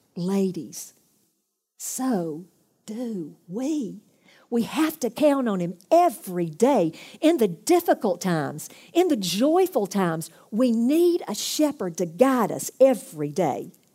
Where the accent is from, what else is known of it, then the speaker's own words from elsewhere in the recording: United States; I'm come from America.